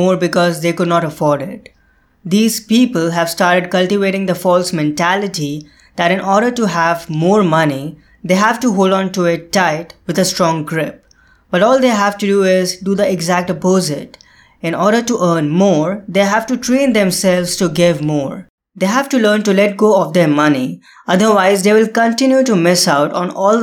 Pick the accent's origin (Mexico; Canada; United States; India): India; India, my home country